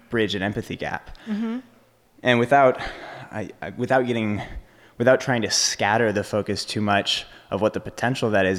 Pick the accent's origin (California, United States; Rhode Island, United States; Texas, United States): Texas, United States; I'm from Texas